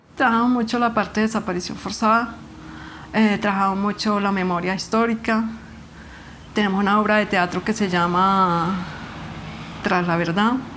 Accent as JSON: {"language": "Spanish", "town": "Granada", "region": "Meta", "country": "Colombia", "tie": "born or raised there", "said": "tengo 56 años y nací en Granada Meta"}